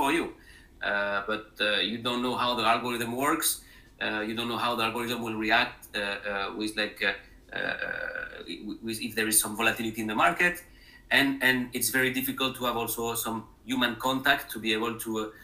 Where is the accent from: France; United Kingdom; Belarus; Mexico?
France; English is a second language; moved away as an adult; also born or lived in Spain; now in Cleveland, United States; as you hear from my accent, it's not a Midwest accent. I am originally from France.